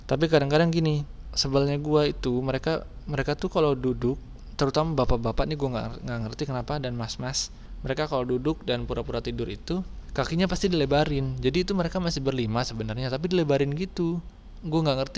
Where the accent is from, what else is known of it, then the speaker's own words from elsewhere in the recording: Bogor, West Java, Indonesia; gue lahir di Bogor, besar di Bogor, tinggal di Bogor, dan sekarang gue bekerjanya di Jakarta.